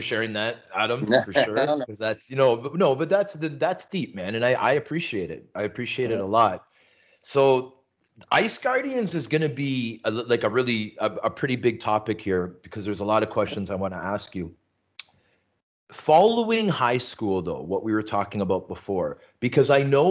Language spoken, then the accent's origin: English; Toronto, Ontario, Canada; born or raised there; also born or lived in Vancouver